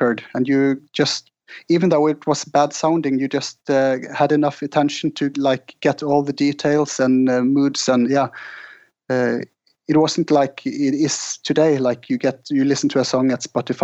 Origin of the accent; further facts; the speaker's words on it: Norway; growing up in Norway